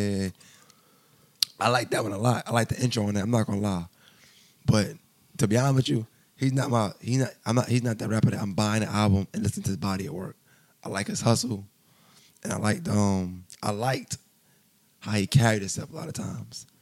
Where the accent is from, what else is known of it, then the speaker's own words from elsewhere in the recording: New York, United States; I'm from New York.